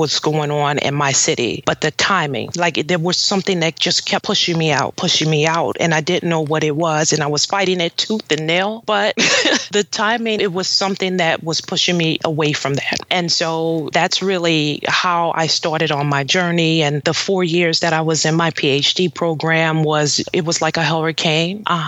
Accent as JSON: {"language": "English", "town": "New Orleans", "region": "Louisiana", "country": "United States", "tie": "born or raised there", "said": "I was in New Orleans, my hometown"}